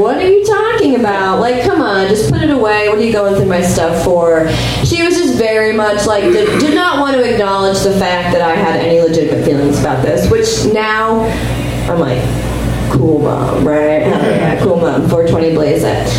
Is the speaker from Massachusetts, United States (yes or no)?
yes; Boston, Massachusetts, United States; we're from Boston